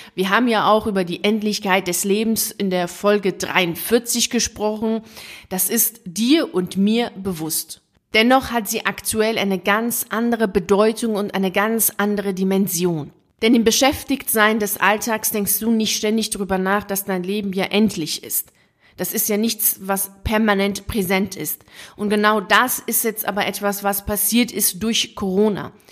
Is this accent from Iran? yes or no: yes; Iran; moved away; also born or lived in Italy; komme ich ja aus dem Iran, also ich bin Iran auf die Welt gekommen